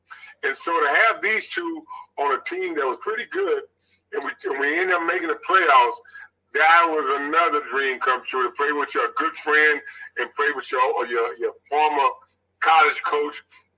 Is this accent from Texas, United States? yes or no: yes; Houston, Texas, United States; As a child, young child, I grew up on Majestic Street in Houston. For those that's listening, know that Cash McGarden area.